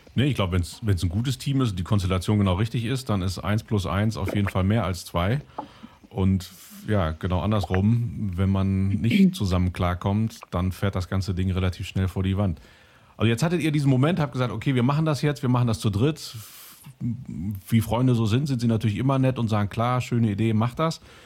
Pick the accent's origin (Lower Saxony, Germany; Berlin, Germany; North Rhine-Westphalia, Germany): North Rhine-Westphalia, Germany; Cologne; ich komme aus Köln, da trinkt keiner Wein. Also bei uns in der ganzen Familie trinken alle Kölsch